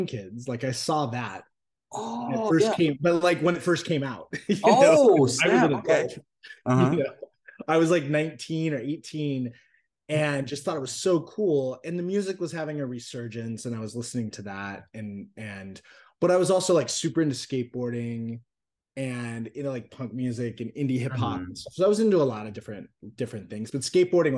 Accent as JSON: {"language": "English", "town": "Phoenix", "region": "Arizona", "country": "United States", "tie": "born or raised there", "also_born_or_lived": "Orange County, California / Europe / Hollywood, California", "moved": "as an adult", "lives_now": "Monrovia, United States", "said": "I was born and raised in Phoenix"}